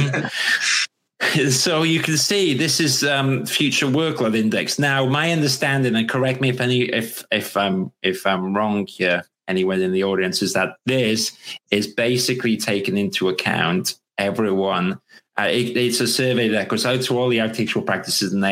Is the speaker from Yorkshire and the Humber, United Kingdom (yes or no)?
no; Wales, United Kingdom; I'm actually Welsh as well